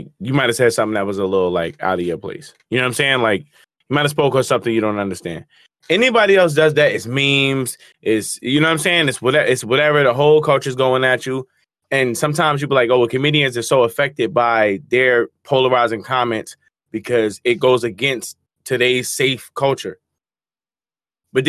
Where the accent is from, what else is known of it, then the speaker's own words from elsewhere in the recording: New Jersey, United States; I'm from Jersey